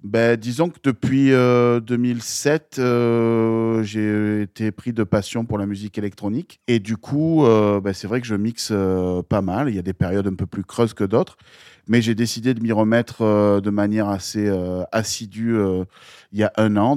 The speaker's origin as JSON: {"language": "French", "town": "Marseille", "region": "Provence-Alpes-Côte d'Azur", "country": "France", "tie": "born or raised there", "also_born_or_lived": "Gap", "said": "quand je suis arrivé à Marseille en 91"}